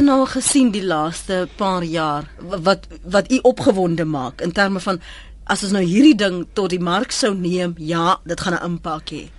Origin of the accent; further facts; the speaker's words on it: Cape Town, Western Cape, South Africa; in my kinderjare op die Kaapse vlakte